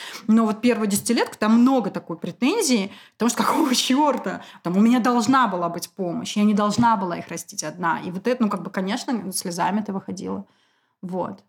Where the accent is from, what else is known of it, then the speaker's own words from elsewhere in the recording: Moscow, Russia; я москвичка. Потомственная